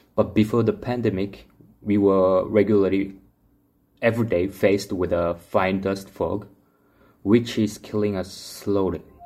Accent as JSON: {"language": "English", "country": "France", "tie": "born or raised there", "also_born_or_lived": "South Korea", "moved": "as an adult", "lives_now": "Seoul, South Korea", "said": "I grew up in France, lived there like 20 years, came back 10 years ago, and currently I'm based in Seoul"}